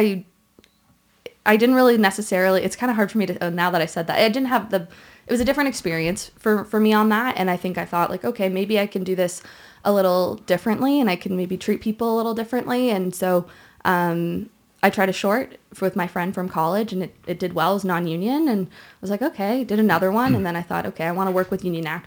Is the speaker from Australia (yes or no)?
no; Toronto, Ontario, Canada; I'm from Toronto